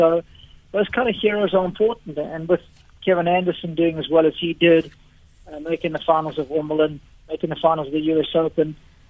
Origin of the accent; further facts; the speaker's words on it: South Africa; Well, it's so cool to be able to do this stuff at home, because all my work gets done abroad. But there's nothing like being in your own backyard.